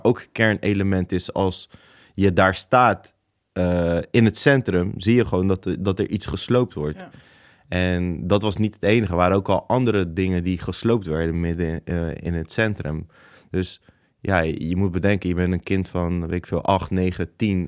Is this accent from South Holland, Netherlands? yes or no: yes; Rotterdam, South Holland, Netherlands; Ik ben geboren in Rotterdam